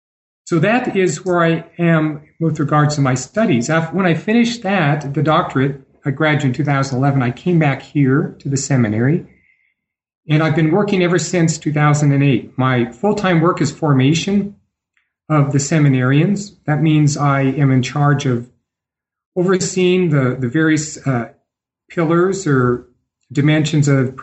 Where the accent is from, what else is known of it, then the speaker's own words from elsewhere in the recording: Idaho, United States; born there; now in Denver, United States; I am a Catholic priest in the Archdiocese of Denver, and I was born in Idaho, the Gem State.